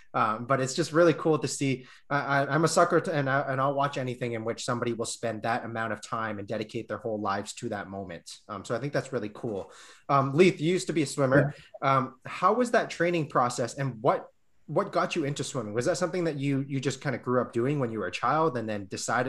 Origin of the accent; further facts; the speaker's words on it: Hong Kong; born there; And I was born in Hong Kong, and we had a Hong Kong swimmer.